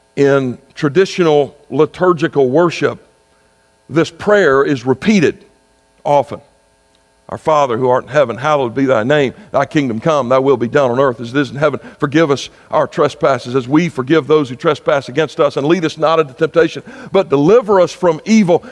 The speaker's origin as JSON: {"language": "English", "region": "South Carolina", "country": "United States", "said": "my home state of South Carolina"}